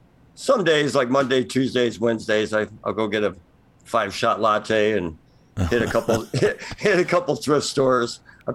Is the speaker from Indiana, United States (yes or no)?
yes; LaPorte, Indiana, United States; Just shadow of Notre Dame, kind of LaPorte.